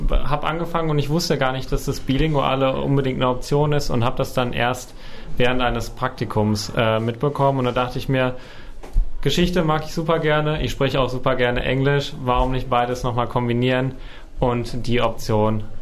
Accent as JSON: {"language": "German", "town": "Hagen", "region": "North Rhine-Westphalia", "country": "Germany", "said": "Ich komme auch aus Hagen, wie wir gerade schon gehört haben."}